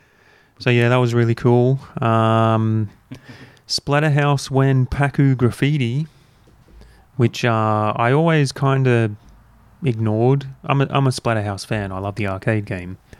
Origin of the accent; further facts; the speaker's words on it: Australia; as Australian gamers who never experienced this console to begin